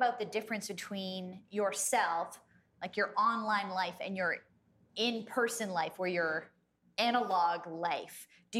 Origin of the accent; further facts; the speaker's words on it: Canada; we're Canadian.